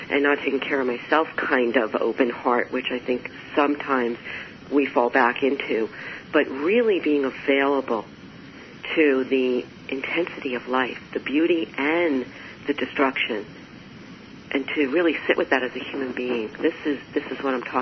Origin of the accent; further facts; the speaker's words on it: New York, United States; I'm a New Yorker, I'm an Italian New Yorker